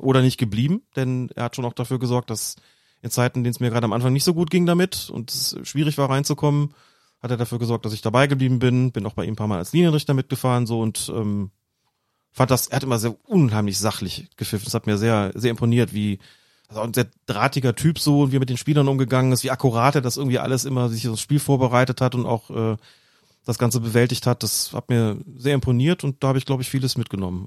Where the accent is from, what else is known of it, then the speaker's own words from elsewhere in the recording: Windhagen, Rhineland-Palatinate, Germany; Meine Jugendtrainer hießen Erwin Potratz und Gerd Reufels. Gerd Reufels, beide beim SV Windhagen im, im Westerwald, Fußballverband Rheinland